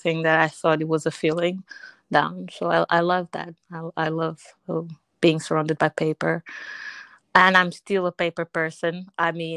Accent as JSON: {"language": "English", "country": "Portugal", "tie": "born or raised there", "said": "I'm Portuguese, so I was born in Portugal, but I'm from Angolan descent"}